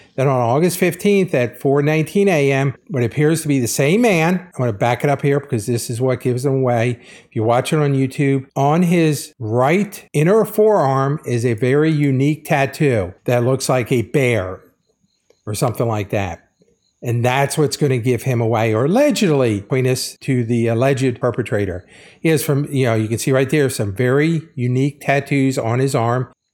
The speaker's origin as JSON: {"language": "English", "country": "United States", "said": "As an American"}